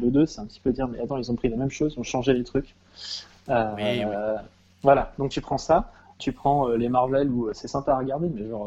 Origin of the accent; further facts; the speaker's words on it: Paris, Île-de-France, France; Alors, enfin, en tant que parisien, si tu veux faire du vélo, acheter un nouveau vélo, c'est peut-être pas une bonne idée